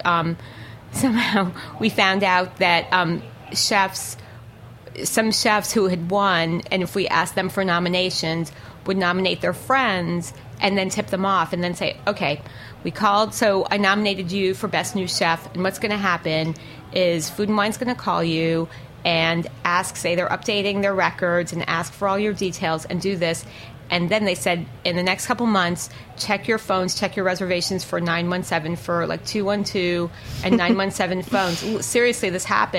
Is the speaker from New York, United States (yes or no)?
yes; New York City, New York, United States; I'm from New York